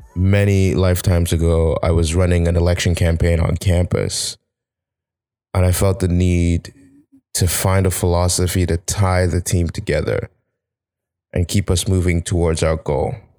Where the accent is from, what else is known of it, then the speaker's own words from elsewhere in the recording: Nigeria; now in Canada; I'm this Nigerian guy trying to make a life out in Canada.